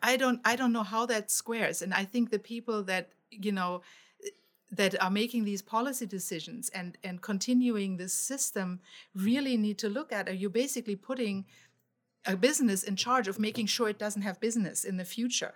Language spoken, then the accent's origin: English; Germany; now in United States; I grew up in Germany